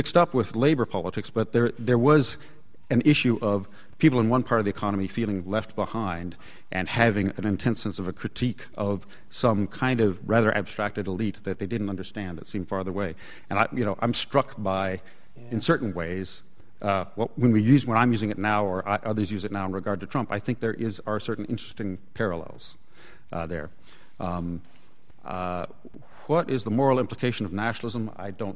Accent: United States; I'm another American

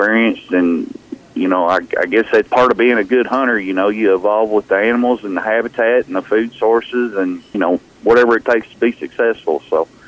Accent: Kentucky, United States; came back to my home state of Kentucky

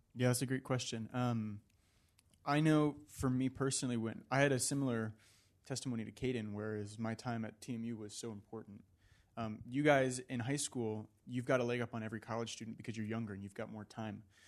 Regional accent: Virginia, United States; now in California, United States; when I was back home in Virginia

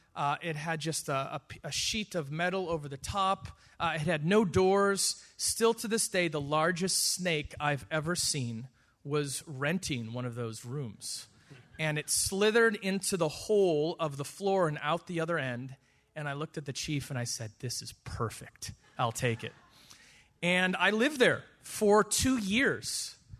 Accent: Wisconsin, United States; moved away as an adult; now in South Africa; I grew up in the United States in Wisconsin

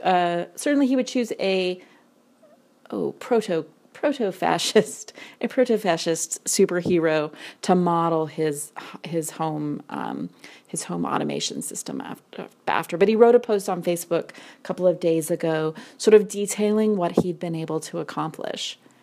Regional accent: Wyoming, United States; I grew up in Wyoming

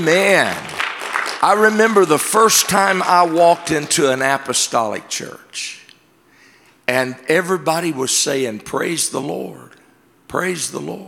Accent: Georgia, United States; I'm from Georgia

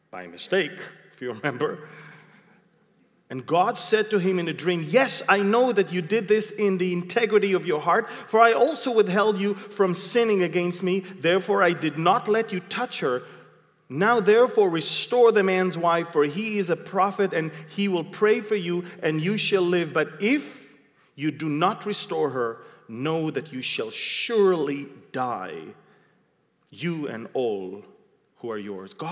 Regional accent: Israel; I came from Israel. I know what's I don't have to dream.

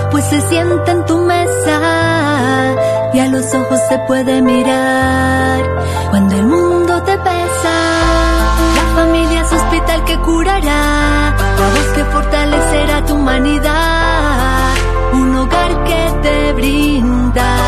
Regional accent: Colombia; cantautora de música católica. Soy colombiana.

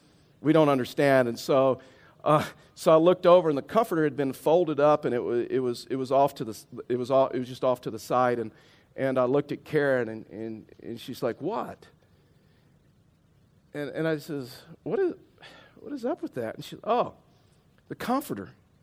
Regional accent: Houston, Texas, United States; now in Colorado, United States; When we moved from Houston to Colorado, we didn't have a comforter. We didn't really need one in Texas, and we didn't have one, and we really couldn't afford one.

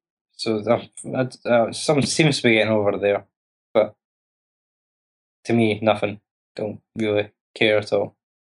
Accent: Scotland, United Kingdom; I'm Scottish

